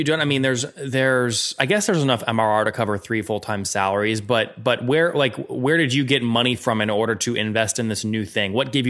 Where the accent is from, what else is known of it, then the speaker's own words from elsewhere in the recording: Loudoun County, Virginia, United States; Loudoun County action going on, which I like, my hometown.